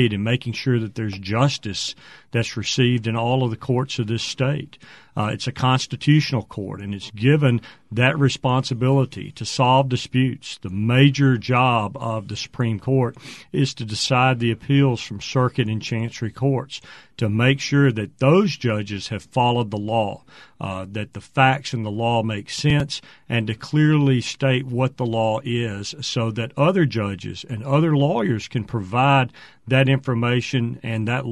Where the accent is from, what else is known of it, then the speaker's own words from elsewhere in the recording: Meridian, Mississippi, United States; I grew up in Meridian